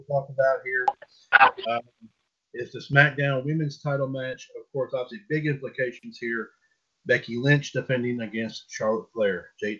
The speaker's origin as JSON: {"language": "English", "country": "Switzerland", "tie": "born or raised there", "said": "I was born in Switzerland and raised in Switzerland."}